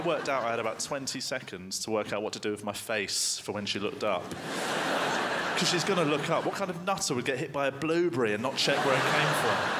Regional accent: United Kingdom; I'm British

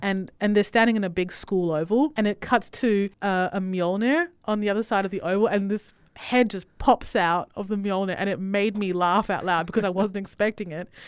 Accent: Italy; moved away; I was born in Italy

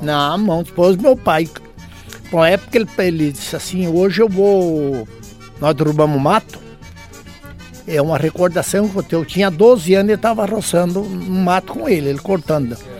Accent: Nonoai, Rio Grande do Sul, Brazil; now in Capitão Leônidas Marques, Brazil; eu nasci num assim, lugarzinho chamado Barra Seca

